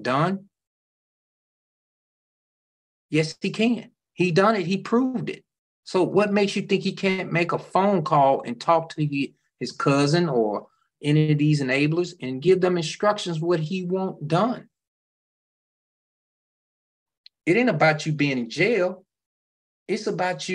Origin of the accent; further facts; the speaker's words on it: Memphis, Tennessee, United States; Memphis, which is my hometown